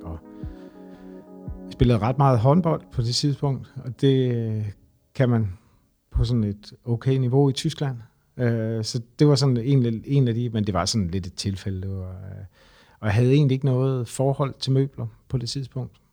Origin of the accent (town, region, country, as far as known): Horsens, Central Denmark Region, Denmark; now in Copenhagen, Denmark